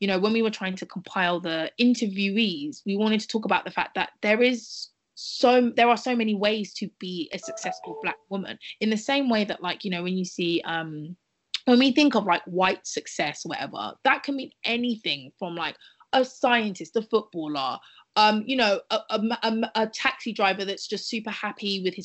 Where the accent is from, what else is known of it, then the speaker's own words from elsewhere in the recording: United Kingdom; we're all Black women growing up in Britain